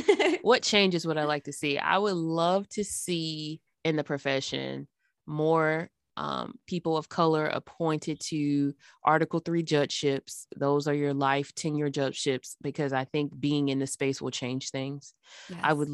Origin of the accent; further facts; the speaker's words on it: Florence, Alabama, United States; born there; So I was born in Alabama in a Northwest city. It's called Florence. It's off of the Tennessee River Valley.